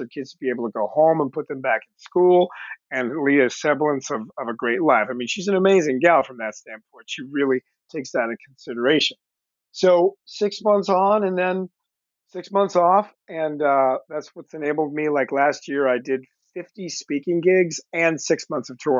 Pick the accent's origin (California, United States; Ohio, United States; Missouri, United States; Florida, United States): California, United States; Los Angeles; also born or lived in Woodland Hills / Canoga Park / Culver City; I am one of the few entertainment professionals born and raised in Los Angeles